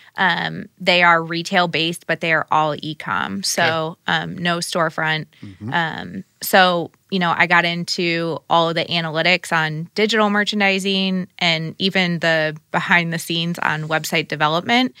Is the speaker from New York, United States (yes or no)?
no; Sarasota, Florida, United States; moved away as an adult; now in Indiana, United States; I grew up in Sarasota, Florida